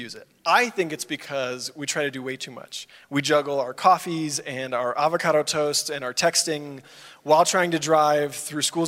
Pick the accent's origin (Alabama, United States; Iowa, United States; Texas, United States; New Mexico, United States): Texas, United States; Dallas; I grew up in the Dallas area of Texas